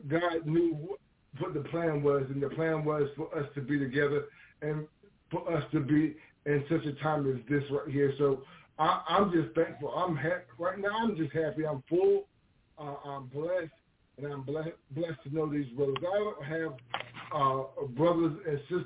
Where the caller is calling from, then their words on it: Clayton, North Carolina, United States; I'm calling from Clayton, North Carolina.